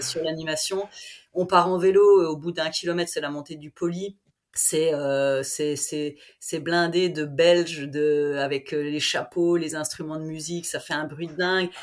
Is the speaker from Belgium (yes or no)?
no; Vosges, Grand Est, France; je suis vosgienne, je suis professeure de PS dans un collège, un petit collège dans les Vosges